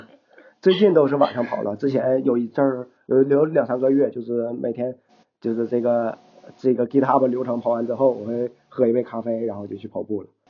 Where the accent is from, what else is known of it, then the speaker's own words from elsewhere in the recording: Shenyang, Liaoning, China; accent: Northeastern; moved away as an adult; now in Dalian, China; 我是沈阳人